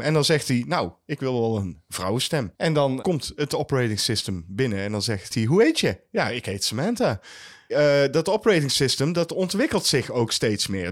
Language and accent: Dutch; Netherlands; wij als Nederlanders